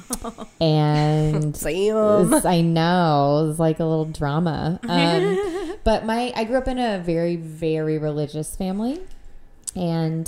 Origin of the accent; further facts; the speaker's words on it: La Cañada Flintridge, California, United States; also born or lived in Agoura Hills; I grew up in La Cañada, which is near Pasadena